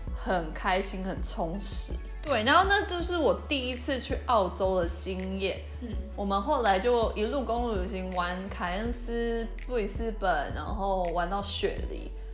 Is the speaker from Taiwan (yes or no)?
yes; Taiwan; also born or lived in Australia; 我们台湾人